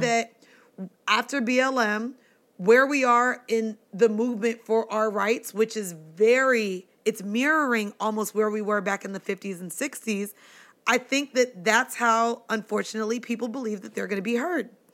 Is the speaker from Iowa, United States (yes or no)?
no; Florida, United States; growing up in Florida